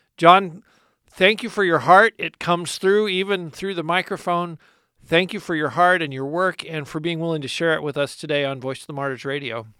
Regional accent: United States; us as American Christians

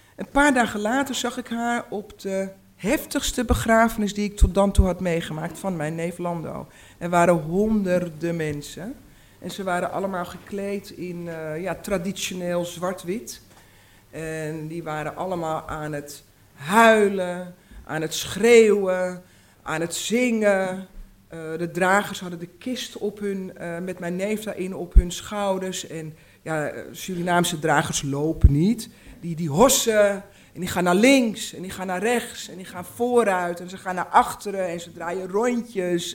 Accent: Uithoorn, North Holland, Netherlands; born or raised there; also born or lived in Amsterdam, Netherlands

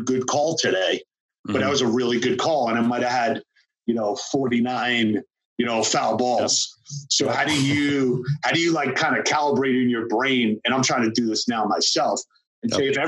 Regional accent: Long Island, New York, United States; I'm from Long Island.

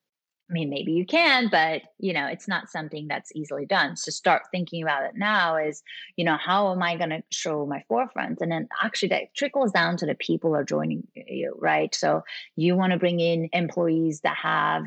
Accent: Sweden; I'm actually from Sweden.

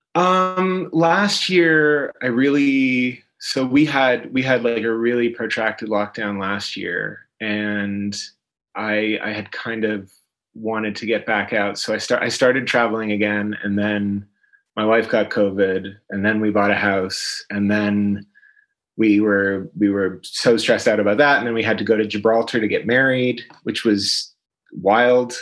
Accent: London, Ontario, Canada; moved away as an adult; also born or lived in Toronto, Canada; now in London, United Kingdom; Born and raised in London, Ontario, and then I moved to Toronto when I was 18

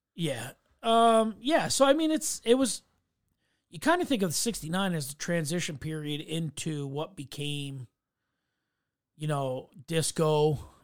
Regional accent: New York, United States; as a New Yorker

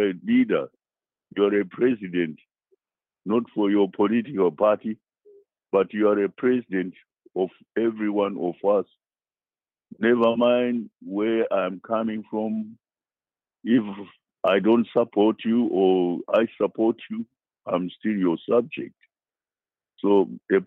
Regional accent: Zimbabwe; moved away as an adult; now in United States; I'm coming from Africa and I'm coming from Zimbabwe.

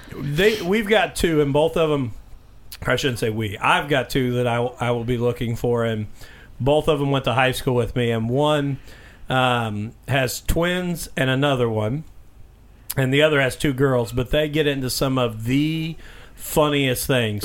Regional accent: Mitchell, Indiana, United States; born or raised there

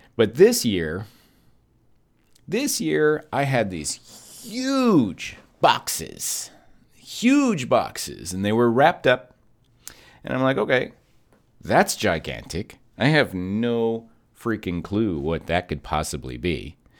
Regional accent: Kentucky, United States; now in Texas, United States; my mom and I, um, we're from Kentucky, but we live in Texas

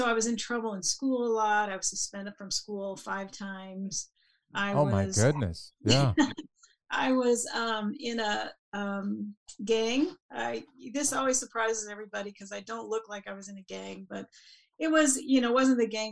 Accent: Denver, Colorado, United States; I grew up in Denver outside. It was actually in Denver proper at the time

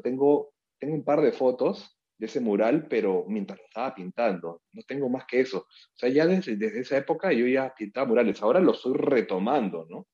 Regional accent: Peru; Yo soy eh, un peruano

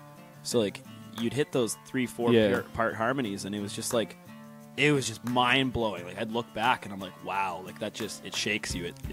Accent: Chilliwack, British Columbia, Canada; So we kind of all grew up different parts of British Columbia. Graham and I are Chilliwack, born and raised, kind of small farm town.

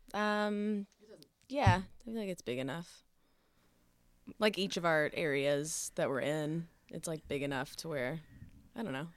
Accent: Houston, Texas, United States; I'm from Houston. Went to U H.

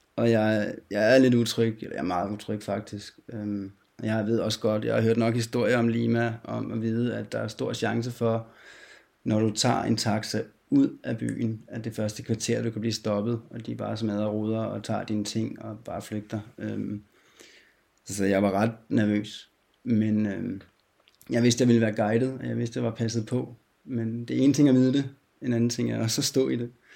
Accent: Denmark; Jeg kommer fra Danmark

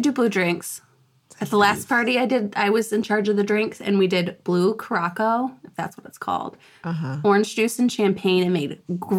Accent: Michigan, United States; now in Tennessee, United States; we're all originally from Michigan

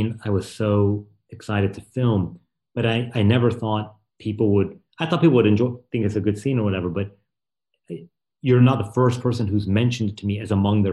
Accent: North Carolina, United States; now in Brooklyn, United States; I'm from North Carolina

